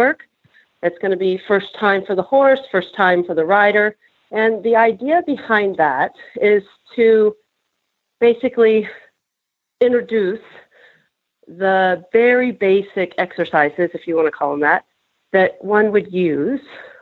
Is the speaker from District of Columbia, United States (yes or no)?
no; Nebraska, United States; now in Iowa, United States; I grew up in Nebraska